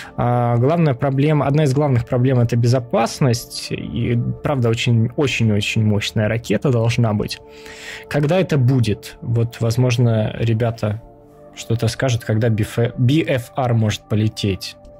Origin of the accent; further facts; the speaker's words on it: Kyiv, Ukraine; moved away; из Киева, даже если быть точнее